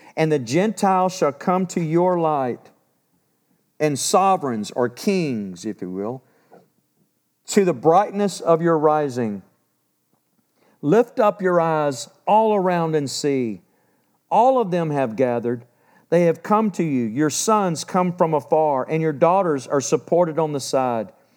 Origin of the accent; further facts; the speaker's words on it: Texas, United States; I'm a Texan